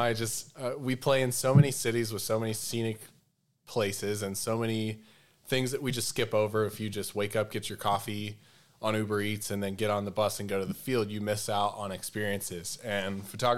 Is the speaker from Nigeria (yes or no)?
no; Southeast, United States; I grew up in the Southeast